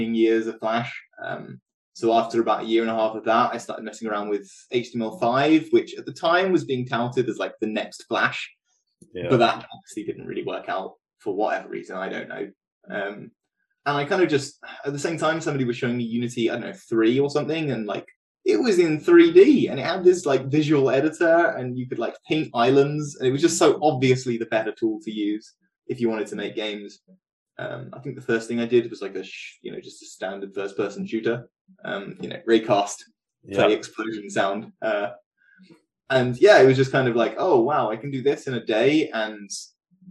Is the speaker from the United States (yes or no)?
no; Norwich, East of England, United Kingdom; moved away as an adult; also born or lived in Bournemouth; now in Cambridge, United Kingdom; So originally I'm from Norwich